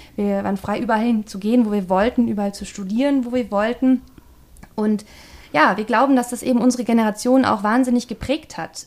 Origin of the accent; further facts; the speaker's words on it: the West, West Germany, Germany; Ich bilde den westlichen Gegenpol hier